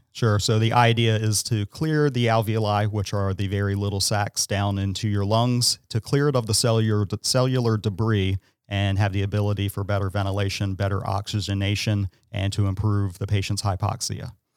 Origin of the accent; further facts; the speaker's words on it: Salisbury, Maryland, United States; I'm local. I am from Salisbury. I've been here my entire life